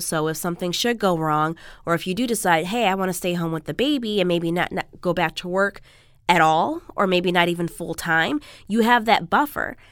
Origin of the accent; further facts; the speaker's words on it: Chicago, Illinois, United States; now in Los Angeles, United States; Originally, I'm from the Midwest. I'm from Chicago